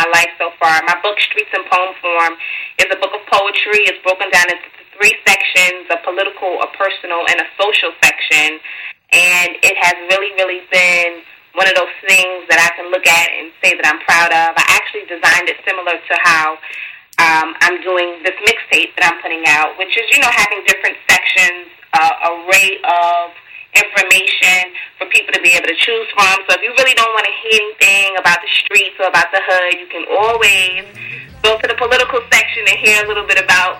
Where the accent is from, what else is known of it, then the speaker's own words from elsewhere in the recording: New York City, New York, United States; Born and raised in Brooklyn.